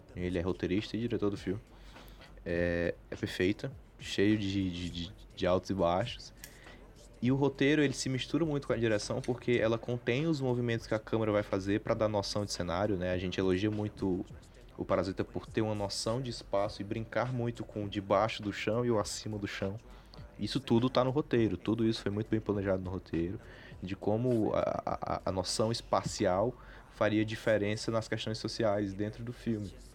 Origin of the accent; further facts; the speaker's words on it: Brazil; como brasileiro